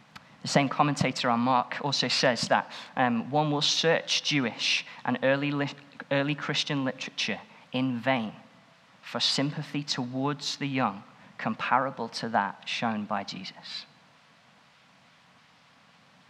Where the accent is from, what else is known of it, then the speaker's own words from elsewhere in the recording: Stoke-on-Trent, West Midlands, United Kingdom; I grew up in Stoke-on-Trent and was at a church called Swan Bank